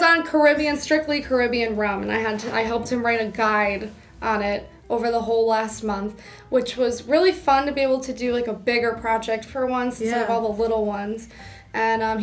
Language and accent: English; Albany, New York, United States; moved away as an adult; now in New York City, United States; I'm from Albany, New York. After I graduated college, I went to work in Albany, just coming back home